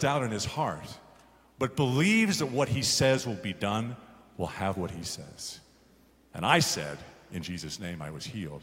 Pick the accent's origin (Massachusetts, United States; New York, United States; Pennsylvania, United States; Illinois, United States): New York, United States; Garden City; when I grew up on Long Island, I lived in a place called Garden City